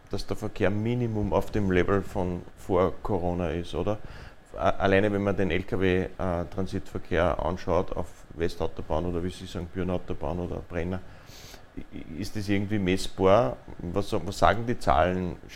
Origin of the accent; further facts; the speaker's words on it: Linz, Upper Austria, Austria; Also die A26, Sie haben schon angesprochen, betrifft mich selbst auch ja, als Linzer.